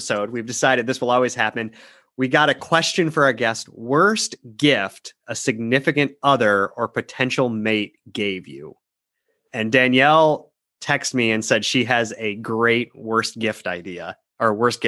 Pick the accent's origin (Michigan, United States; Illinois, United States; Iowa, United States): Iowa, United States; Newton; I'm from Newton, Iowa